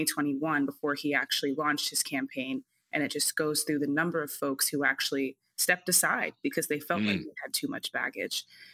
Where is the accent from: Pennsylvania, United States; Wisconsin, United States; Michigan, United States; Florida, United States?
Florida, United States; when I was growing up in Florida.